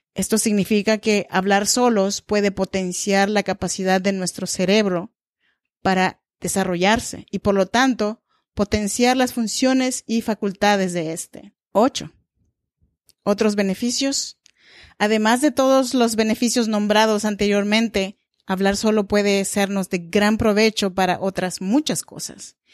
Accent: Oaxaca, Mexico; now in Sacramento, United States; Yo soy mexicana y oaxaqueña.

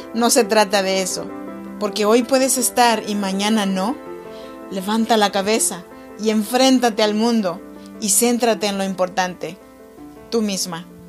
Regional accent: Chinantec region, Oaxaca, Mexico; born or raised there

